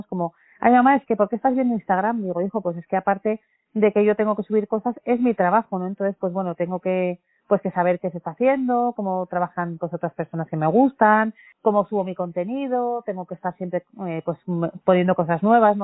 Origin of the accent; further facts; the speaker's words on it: Basque Country, Spain; Como buena familia vasca